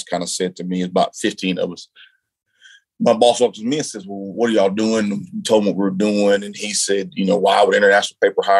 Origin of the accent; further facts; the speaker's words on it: Florence, Alabama, United States; I grew up in Florence, Alabama.